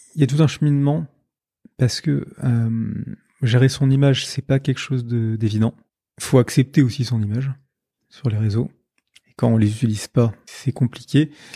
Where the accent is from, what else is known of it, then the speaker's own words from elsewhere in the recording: Paris, Île-de-France, France; moved away as an adult; now in Lille, France; Je suis de Paris, mais ça fait trois ans que je vis à Lille